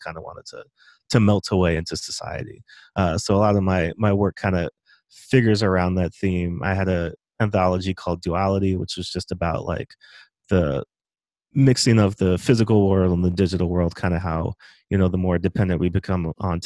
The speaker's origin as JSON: {"language": "English", "area": "Montgomery County", "region": "Maryland", "country": "United States", "tie": "born or raised there", "said": "I grew up in Montgomery County, mm-hmm. Maryland, which is basically like 10-15 minutes outside of DC"}